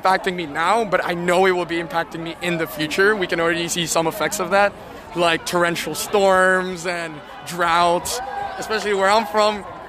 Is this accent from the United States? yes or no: no; Indonesia; now in Toronto, Canada; I come from a tropical country. I come from Indonesia